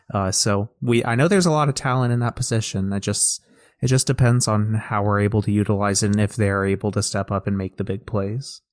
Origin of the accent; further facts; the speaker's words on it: Georgia, United States; spent my whole life in Georgia